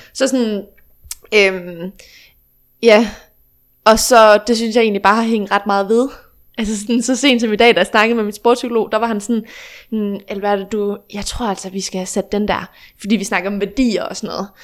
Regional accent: Fredericia, Southern Denmark, Denmark; moved away as an adult; now in Aarhus, Denmark; jeg er født og opvokset i Snohøj, ligger ja. lige lidt uden for Fredericia

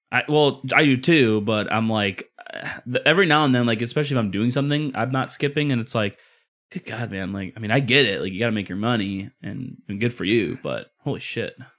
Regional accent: Midwest, United States; moved away; growing up in the Midwest too

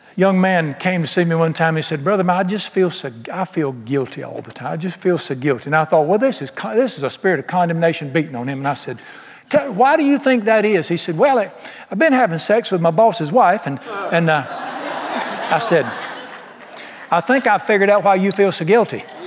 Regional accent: Charlotte, North Carolina, United States; this janky biker bar in town where I grew up in Charlotte

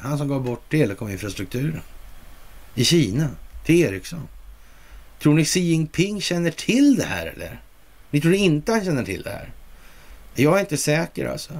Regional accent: Sweden; som svensk

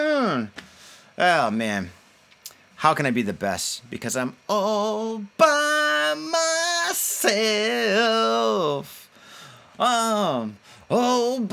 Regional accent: Michigan, United States; now in Japan; When you live in Michigan and you go on vacation, you go to Ohio

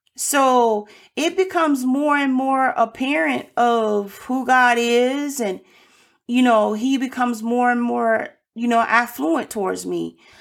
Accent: Birmingham, Alabama, United States; moved away; I was born in Birmingham, Alabama

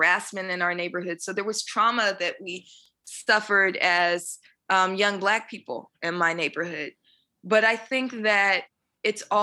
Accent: Oakland, California, United States; I was born in Oakland, California, in an area called Bonktown in East Oakland

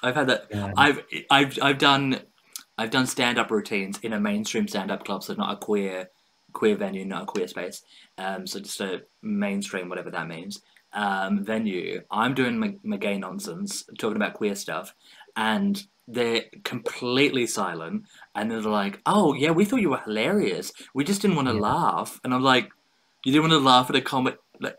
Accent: Australia; this is something as an Australian, and I think many Australians will feel that struggle, internal struggle, because we are a, as an Australian, we're a take the piss, have a laugh, kind of like that lad quote unquote culture.

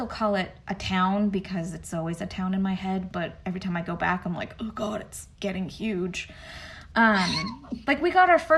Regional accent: San Miguel de Allende, Guanajuato, Mexico; moved away as an adult; now in Atlanta, United States; And my hometown is north of Mexico City. So we're about 4 hours north of Mexico City. And I'm from the state called Guanajuato. And the hometown is called San Miguel de Allende

